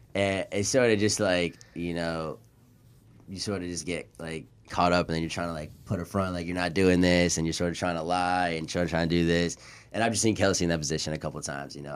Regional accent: Sarasota, Florida, United States; I'm from Sarasota, Florida. I was born and raised

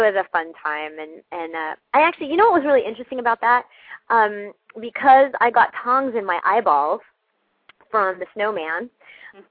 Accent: Pasadena, California, United States; I grew up in Pasadena

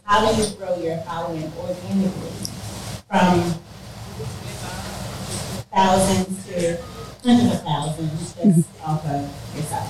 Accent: Baltimore, Maryland, United States; moved away as an adult; now in Miami, United States; I am from Baltimore. I have been here in Miami for the last 9 years.

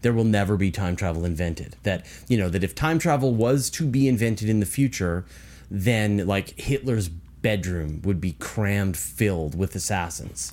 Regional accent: British Columbia, Canada; I'm from British Columbia.

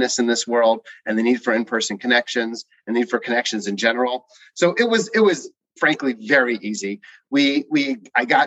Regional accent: New Rochelle, New York, United States; I grew up in New Rochelle, New York

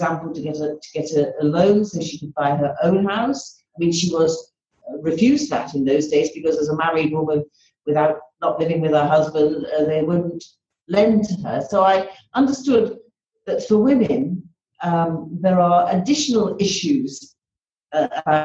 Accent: Liverpool, North West England, United Kingdom; moved away; also born or lived in London; I grew up in Liverpool. And I mean, when I was born into a very ordinary family in Liverpool

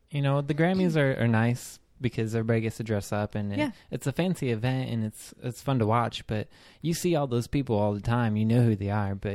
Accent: Michigan, United States; A lot of people from Michigan, where my hometown is, they come from there and get a lot of people from different places.

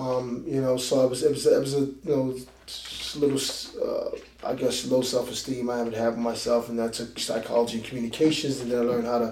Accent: Philadelphia, Pennsylvania, United States; moved away; I grew up in Philadelphia

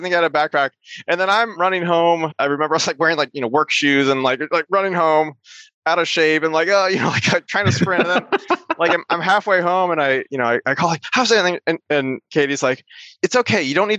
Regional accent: Iowa City, Iowa, United States; also born or lived in Boston / Seattle; Like I live in Iowa City, the place I was born and raised, and my kids go to the school that I went to.

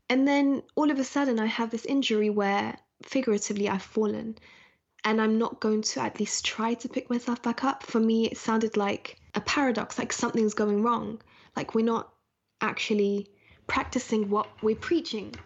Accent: London, United Kingdom; also born or lived in Scotland; I was born in Scotland and then moved to London, um, at a very young age

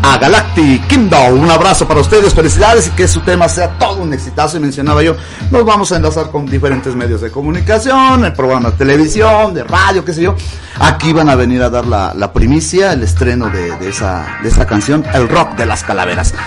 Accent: Huamantla, Tlaxcala, Mexico; mi tierra, mi Guamantla

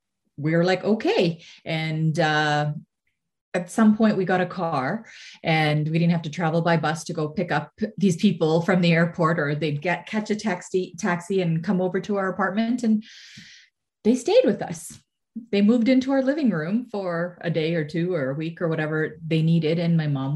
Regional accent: Mississauga, Ontario, Canada; I grew up in Mississauga

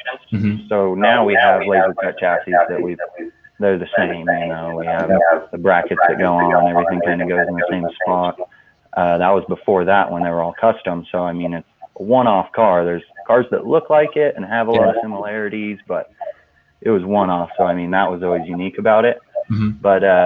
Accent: Cortez, Colorado, United States; also born or lived in Moab, Utah; my hometown, Cortez

